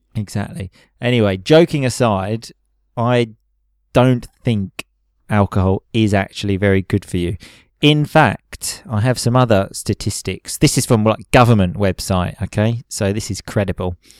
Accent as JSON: {"language": "English", "region": "England", "country": "United Kingdom", "moved": "as an adult", "lives_now": "Italy", "said": "being English"}